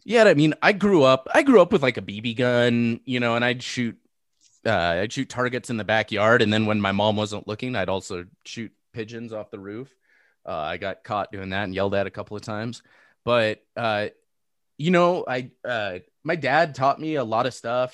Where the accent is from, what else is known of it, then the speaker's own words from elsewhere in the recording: Seal Beach, California, United States; moved away; I grew up in Seal Beach.